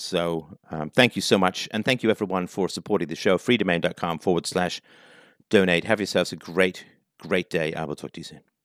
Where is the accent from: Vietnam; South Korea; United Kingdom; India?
United Kingdom; England; also born or lived in Ireland / South Africa; now in Canada; Born in Ireland, grew up in England, lived for a little while in South Africa, came to Canada